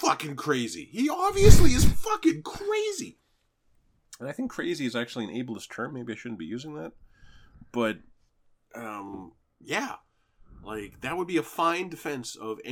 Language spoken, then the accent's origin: English; Canada; I'm from Canada